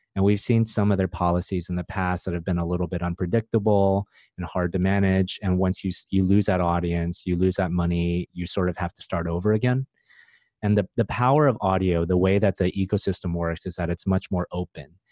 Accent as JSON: {"language": "English", "country": "United States", "tie": "born or raised there", "also_born_or_lived": "Silicon Valley", "moved": "as an adult", "lives_now": "Vietnam", "said": "I grew up in America and uh, spent most of my time in Silicon Valley"}